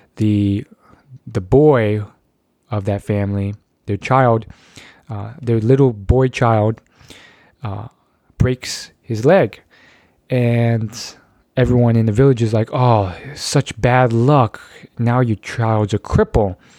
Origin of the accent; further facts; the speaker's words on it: United States; I was born in the United States of America